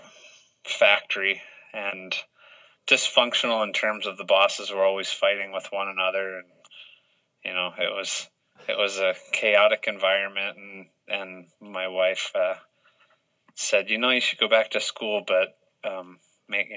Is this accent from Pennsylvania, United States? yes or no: yes; Pennsylvania, United States; moved away as an adult; now in Montana, United States; So I grew up in Pennsylvania